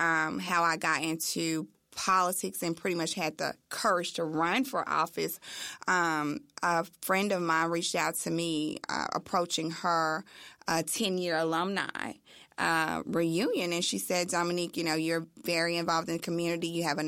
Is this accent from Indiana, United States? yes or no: no; Memphis, Tennessee, United States; Born and raised. Grew up in this area. Most folks in Memphis call it Scudderfield, New Chicago area.